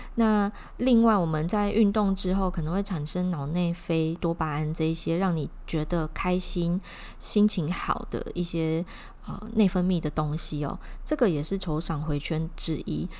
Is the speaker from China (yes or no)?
no; Taiwan; 是我们台湾本土的品牌